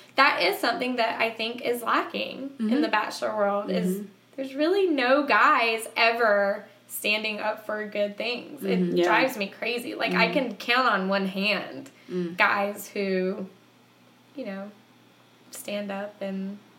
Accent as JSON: {"language": "English", "region": "the South", "country": "United States", "tie": "born or raised there", "said": "even though I was raised in the South, my dad was atheist."}